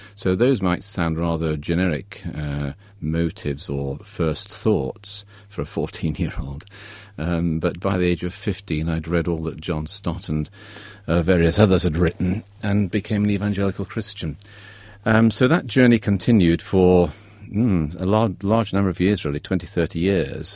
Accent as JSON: {"language": "English", "town": "Derby", "region": "East Midlands", "country": "United Kingdom", "tie": "born or raised there", "said": "I grew up in Derby, a grey industrial Midlands town"}